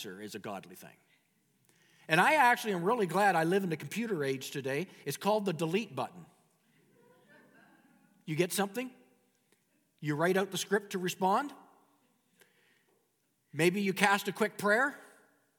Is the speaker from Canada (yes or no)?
yes; Canada